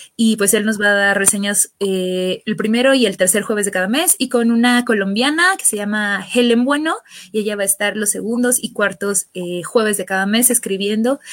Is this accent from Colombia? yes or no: no; Mexico; soy mexicana.